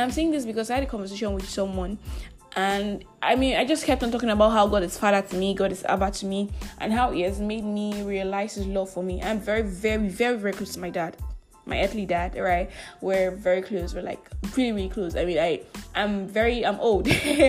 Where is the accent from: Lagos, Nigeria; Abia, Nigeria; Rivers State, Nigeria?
Abia, Nigeria; Asaga; I came to Abia City, Nigeria, my hometown, Asaga in Ohafia, to vote and to be home for the elections, right?